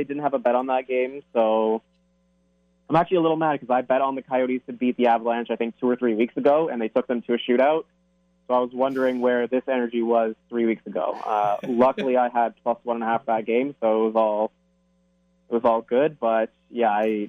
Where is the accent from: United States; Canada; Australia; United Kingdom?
Canada; Toronto, Ontario; I am from Toronto